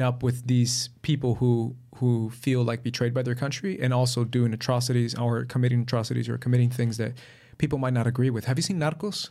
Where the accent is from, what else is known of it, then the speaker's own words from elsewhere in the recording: Colombia; I'm from Colombia, so I've dealt with La Guerrilla.